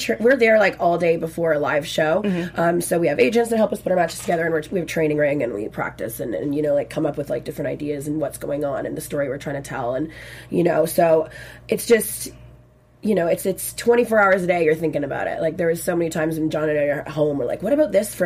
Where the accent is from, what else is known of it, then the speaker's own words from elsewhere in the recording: Victoria, British Columbia, Canada; first language French; English is a second language; We're from the West Coast. We're from Victoria.